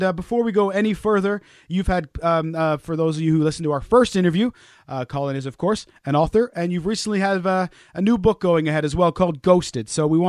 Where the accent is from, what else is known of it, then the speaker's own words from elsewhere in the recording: Wales, United Kingdom; I am Welsh, I promise you. I was born in Wales.